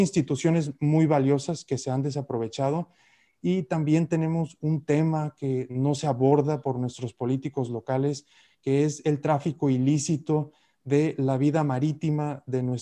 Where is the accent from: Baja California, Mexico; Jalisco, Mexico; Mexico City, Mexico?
Baja California, Mexico; Tijuana; Tijuana es la ciudad más cercana de Latinoamérica con China.